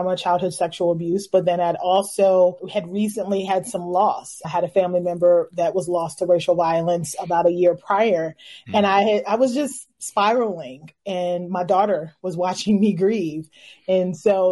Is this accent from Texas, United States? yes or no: no; Louisville, Kentucky, United States; I'm from Louisville, Kentucky.